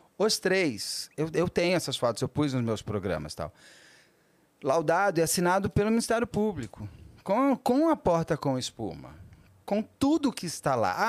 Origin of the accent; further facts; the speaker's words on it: São Paulo, Brazil; as nossas aqui de São Paulo